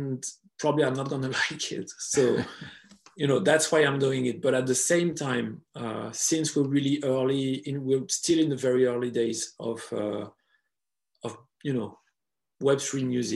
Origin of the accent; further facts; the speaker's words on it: France; accent: French; English is a second language; I hope my French accent wasn't too harsh